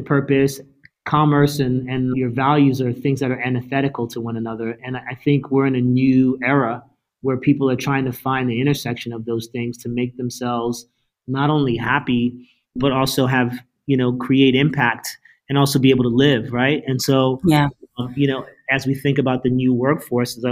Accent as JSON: {"language": "English", "town": "Princeton", "region": "New Jersey", "country": "United States", "tie": "born or raised there", "said": "me being an only child, growing up in Princeton, New Jersey"}